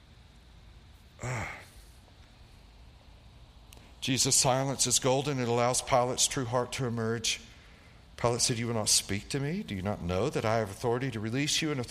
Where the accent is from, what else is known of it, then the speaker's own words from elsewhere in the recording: East Tennessee, United States; I grew up in East Tennessee, way back in the woods